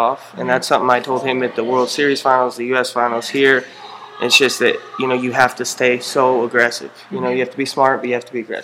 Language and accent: English; Albuquerque, New Mexico, United States; I'm from Albuquerque, New Mexico